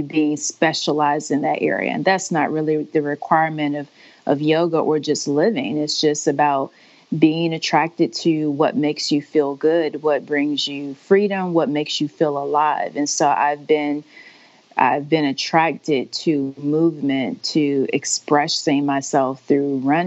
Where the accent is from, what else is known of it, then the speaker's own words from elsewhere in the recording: Augusta, Georgia, United States; moved away; I'm from Augusta